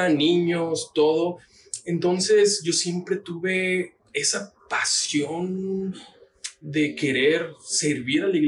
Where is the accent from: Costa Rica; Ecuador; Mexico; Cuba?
Mexico; Tabasco; also born or lived in Oaxaca; now in Guadalajara, Mexico; Entonces yo viví en Tabasco, pero también viví en Oaxaca por cuestiones del trabajo de mi papá